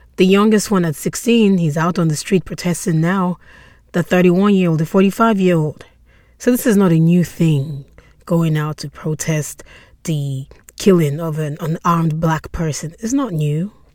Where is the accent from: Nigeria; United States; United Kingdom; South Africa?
Nigeria; I'm Nigerian